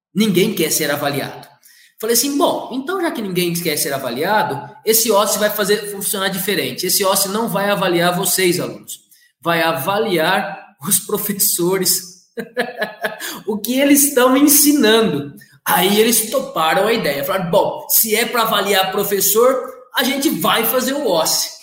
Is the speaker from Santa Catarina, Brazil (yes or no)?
no; Catanduva, São Paulo, Brazil; also born or lived in Ribeirão Preto; sou daqui de Catanduva mesmo